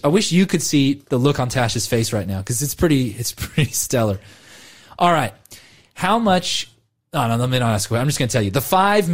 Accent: California, United States; now in Australia; I grew up in California. I live in Australia

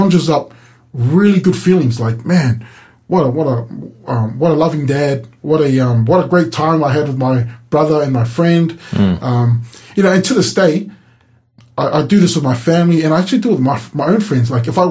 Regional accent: New Zealand; now in Hobart, Australia; I grew up in New Zealand. We grew up in the suburbs

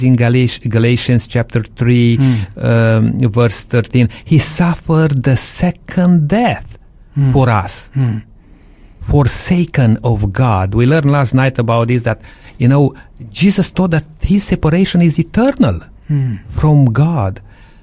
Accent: Transylvania, Romania; moved away; I came from Transylvania, Romania, which we raise sheep there

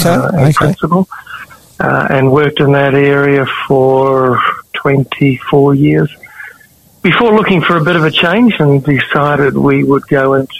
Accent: Christchurch, Canterbury, New Zealand; also born or lived in Victoria, Australia / East Africa; I was born in Christchurch, South New Zealand, and grew up in a number of different places. My parents shifted to Victoria, Australia when I was fairly young, and then on to East Africa, where I spent my primary school years, and then back to New Zealand.

